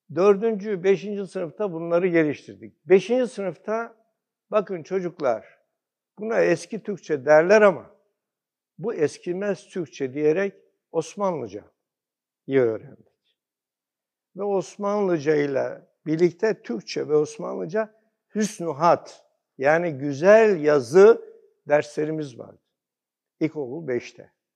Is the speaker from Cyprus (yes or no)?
no; Komotini, Eastern Macedonia and Thrace, Greece; now in Turkey; ben aslen Batı Trakya, Gümücine doğumluyum